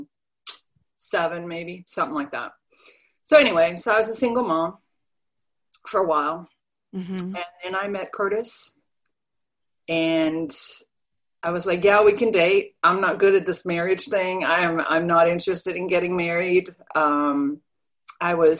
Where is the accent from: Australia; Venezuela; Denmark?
Denmark; English is a second language; moved away as an adult; now in United States; I was born and raised in Denmark, so I'm an immigrant